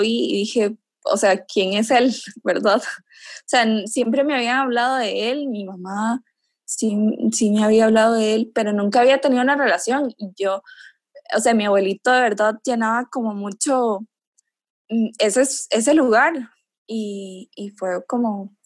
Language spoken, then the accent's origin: Spanish; Nicaragua; moved away as an adult; now in Costa Rica; soy nicaragüense actualmente vivo en Costa Rica